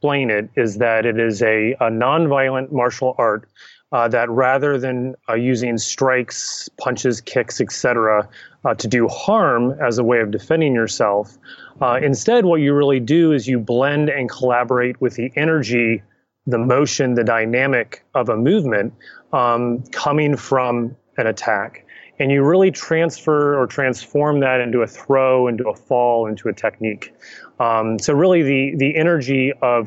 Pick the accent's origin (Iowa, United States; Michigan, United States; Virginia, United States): Virginia, United States; Richmond; moved away; I was born and raised and returned to Richmond, Virginia, which is where I sit today